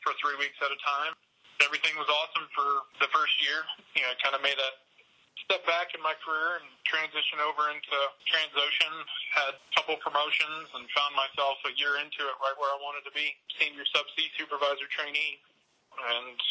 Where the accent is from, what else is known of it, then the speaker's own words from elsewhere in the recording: Paris, Texas, United States; I grew up in Paris, Texas